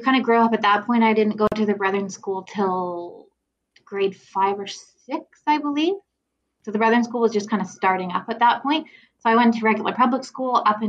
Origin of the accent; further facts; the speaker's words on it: Perth, Ontario, Canada; I was born here in Perth, which is like kind of in Ontario between Ottawa and Kingston.